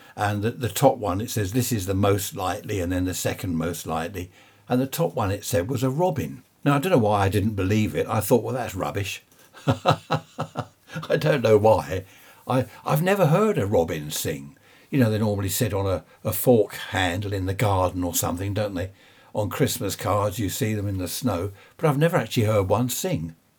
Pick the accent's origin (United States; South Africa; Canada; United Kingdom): United Kingdom; Surrey, South East England; I was born in Surrey.